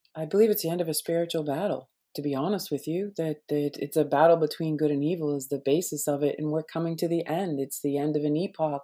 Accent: Boston, Massachusetts, United States; I grew up in Boston, right? I lived one block away from Paul Revere's

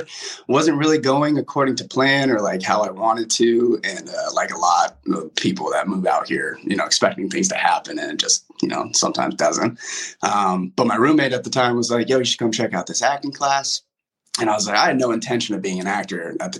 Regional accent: West Des Moines, Iowa, United States; moved away as an adult; now in Los Angeles, United States; I'm from West Des Moines, Iowa. Grew up in West Des Moines, obviously.

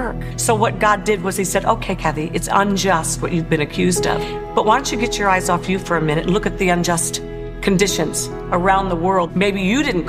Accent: Maryland, United States; born or raised there; also born or lived in Paris, France

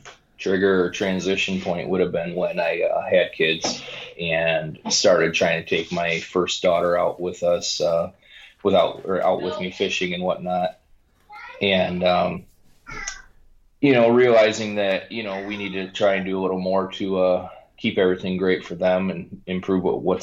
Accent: Lincoln Park, Michigan, United States; Born and raised in Lincoln Park, Michigan, which is just south of Detroit, for those that don't know, and have spent majority of my life in this area.

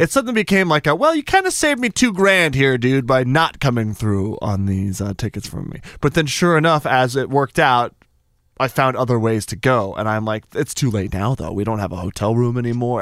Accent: Albuquerque, New Mexico, United States; I'm from Albuquerque, New Mexico

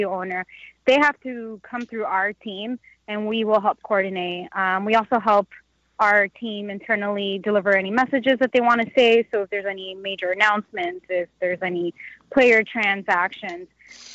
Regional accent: Naples, Florida, United States; now in Orlando, United States; I am from Naples, Marco Island area

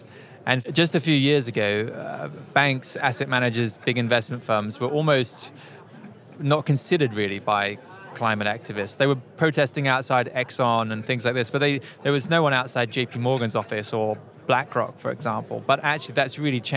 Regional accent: United Kingdom; as a Brit

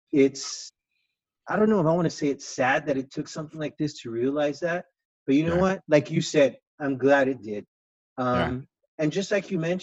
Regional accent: El Paso, Texas, United States; moved away as an adult; now in Phoenix, United States; I'm originally from Texas, from El Paso, and Sherry and Kathy and several other people, we knew each other since way back when, like 1989, 1988, in junior high through high school.

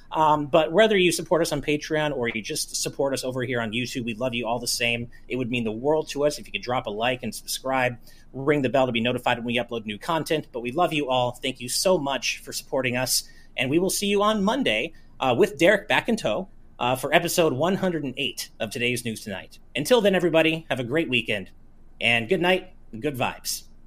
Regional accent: United States; as an American

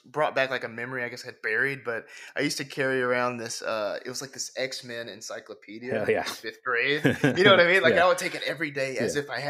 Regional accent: Alabama, United States; also born or lived in Atlanta; now in New York, United States; I grew up in Alabama. Okay. I am a Southern boy through and through.

